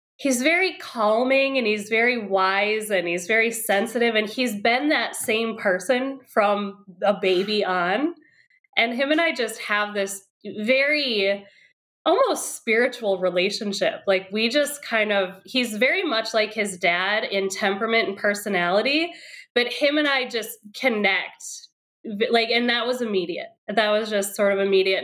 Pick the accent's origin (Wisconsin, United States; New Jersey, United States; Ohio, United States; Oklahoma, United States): Wisconsin, United States; moved away as an adult; now in Brooklyn, United States; I'm originally from Wisconsin. That's where I grew up